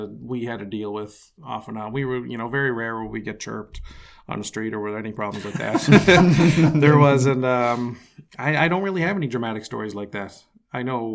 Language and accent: English; Sydney, Nova Scotia, Canada; first language English; moved away as an adult; also born or lived in Korea; now in Ottawa, Canada; I'm from Sydney, Nova Scotia, Canada.